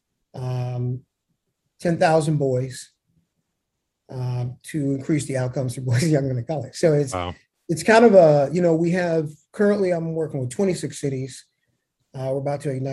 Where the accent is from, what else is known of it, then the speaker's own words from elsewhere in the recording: Evanston, Illinois, United States; moved away as an adult; now in Charlotte, United States; I started in a town called Evanston, Illinois, which I still consider to be my hometown, even though I've lived in Charlotte here for 21 years